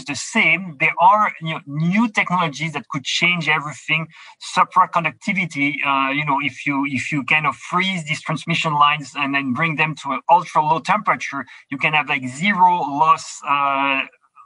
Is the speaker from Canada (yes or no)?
yes; Quebec, Canada; I'm from Quebec